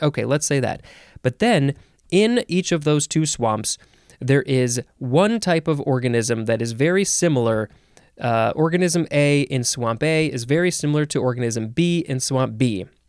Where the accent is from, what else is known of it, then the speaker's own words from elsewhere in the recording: Chicago, Illinois, United States; I grew up in the Chicago area